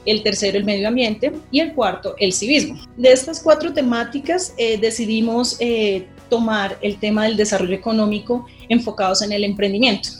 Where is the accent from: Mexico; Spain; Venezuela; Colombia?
Colombia; Bogotá; yo soy bogotana